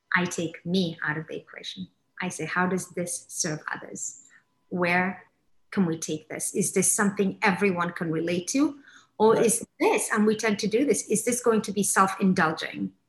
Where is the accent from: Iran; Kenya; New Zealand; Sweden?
Kenya; born or raised there; also born or lived in England; now in Miami, United States